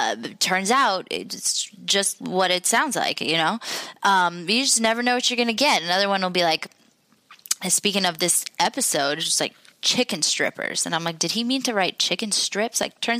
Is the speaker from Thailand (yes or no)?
no; Jordan; So I'm from Jordan. It's in the Middle East.